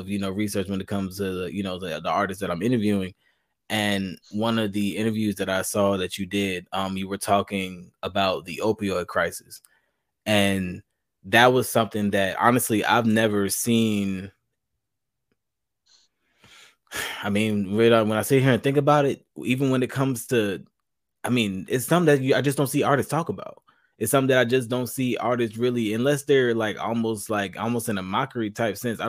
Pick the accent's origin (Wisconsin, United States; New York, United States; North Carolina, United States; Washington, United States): North Carolina, United States; Charlotte; I'm from North Carolina myself. I'm Charlotte.